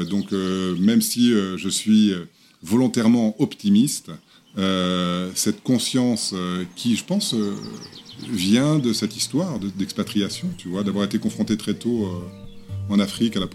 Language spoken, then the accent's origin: French; Lagos, Nigeria; Non, mais j'étais dans, une, l'école française de Lagos